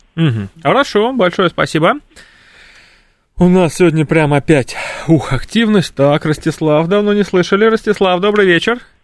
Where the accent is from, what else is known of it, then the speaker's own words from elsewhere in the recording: Ivanteyevka, Moscow Oblast, Russia; я сам родился в Антеевке